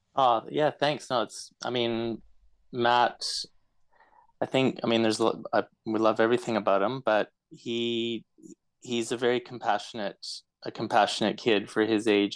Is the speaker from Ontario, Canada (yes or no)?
no; Edmonton, Alberta, Canada; moved away as an adult; also born or lived in Calgary, Canada; now in Melbourne, Australia; I was born born and raised in Edmonton, and um, finished up finished up high school there, and then uh, ended up moving to Calgary uh, for university